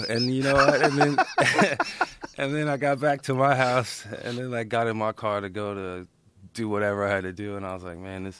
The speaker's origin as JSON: {"language": "English", "town": "Austin", "region": "Texas", "country": "United States", "tie": "born or raised there", "also_born_or_lived": "New York", "said": "I grew up in Austin."}